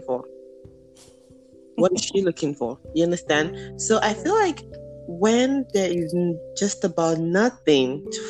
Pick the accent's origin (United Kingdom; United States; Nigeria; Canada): Nigeria; moved away; That's how we say it in Nigeria growing up